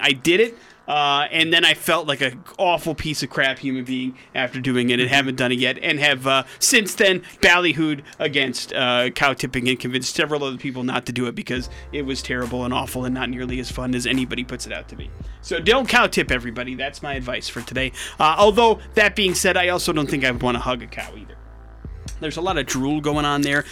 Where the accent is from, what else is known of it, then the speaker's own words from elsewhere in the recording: Wisconsin, United States; I grew up in Wisconsin, right? And uh, America's Dairyland